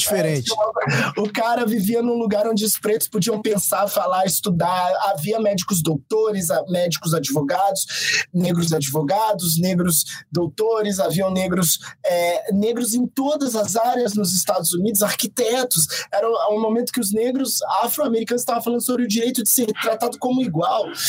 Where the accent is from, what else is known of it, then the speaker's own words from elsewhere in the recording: Brazil; nós somos brasileiros há muito mais tempo que vocês